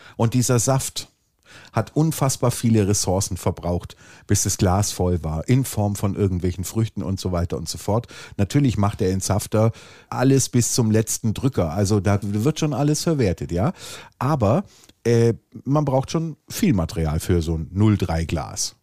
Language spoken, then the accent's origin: German; Swabia, Germany; ich bin Schwabe